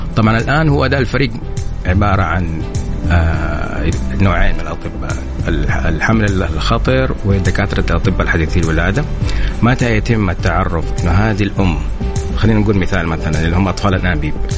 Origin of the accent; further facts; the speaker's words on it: Saudi Arabia; عندنا في السعودية